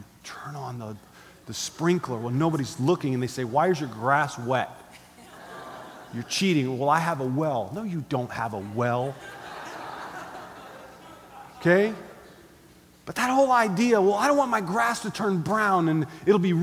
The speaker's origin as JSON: {"language": "English", "country": "United States", "said": "we're Americans"}